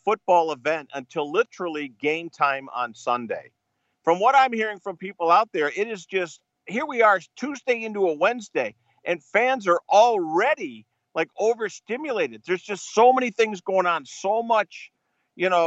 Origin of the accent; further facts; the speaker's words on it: Greenfield, Massachusetts, United States; my hometown of Greenfield, Mass.